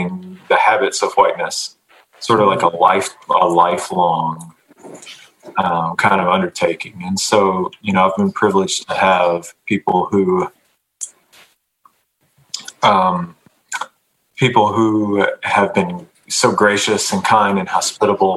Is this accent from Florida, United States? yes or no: no; Fuquay-Varina, North Carolina, United States; also born or lived in Charlotte, North Carolina / East St. Louis, Illinois; I grew up in North Carolina, right outside of Raleigh, in a little tobacco town called Fuquay Varina